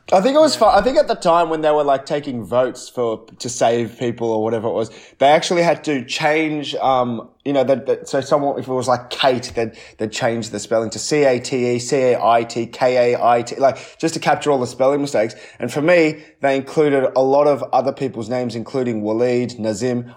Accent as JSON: {"language": "English", "country": "Australia", "tie": "born or raised there", "said": "I wasn't born there, I was born in Australia, but uh, definitely, you know, my ethnic roots are Sri Lankan"}